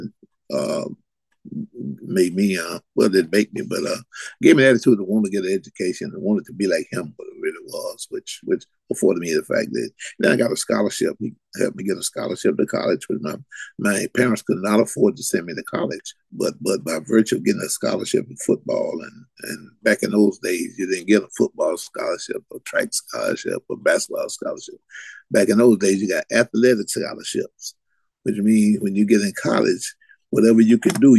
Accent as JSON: {"language": "English", "area": "Palm Beach County", "region": "Florida", "country": "United States", "tie": "born or raised there", "also_born_or_lived": "Belle Glade, Florida / Jacksonville, Florida", "said": "I was born and reared in Palm Beach County."}